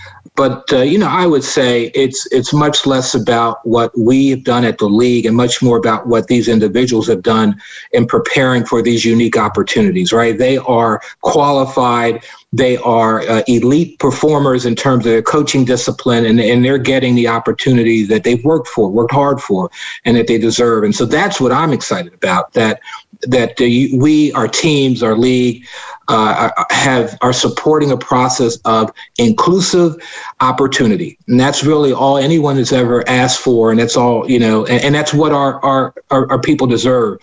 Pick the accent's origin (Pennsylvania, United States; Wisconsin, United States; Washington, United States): Pennsylvania, United States; Philadelphia; I grew up in West Philadelphia